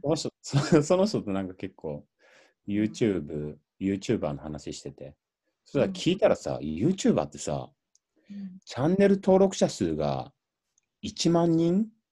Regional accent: Shizuoka, Japan; born or raised there; moved away

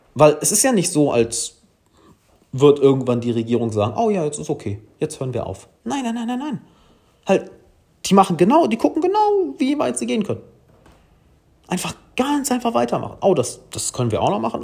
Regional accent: Germany; ich als Deutscher

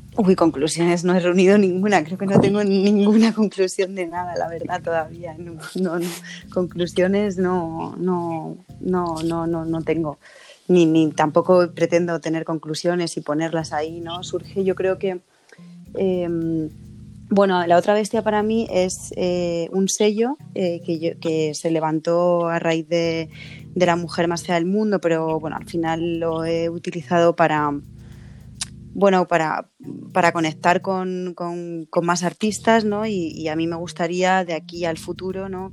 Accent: Madrid, Community of Madrid, Spain; nací en Carabanchel

